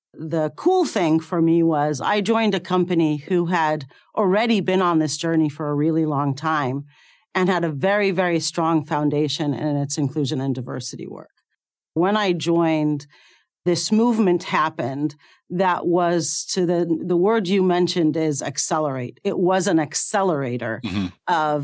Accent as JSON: {"language": "English", "town": "Cairo", "region": "Cairo Governorate", "country": "Egypt", "tie": "born or raised there", "moved": "as an adult", "said": "I was born in Cairo, Egypt, and I went to medical school there"}